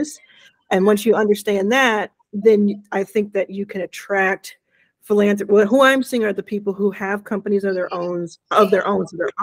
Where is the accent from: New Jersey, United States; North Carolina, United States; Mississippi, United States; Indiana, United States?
Mississippi, United States; where I was born in Mississippi